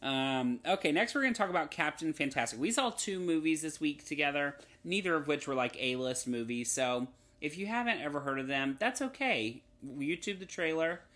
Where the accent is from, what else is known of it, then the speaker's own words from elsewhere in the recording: North Carolina, United States; now in Los Angeles, United States; I grew up in North Carolina where the humidity is on another level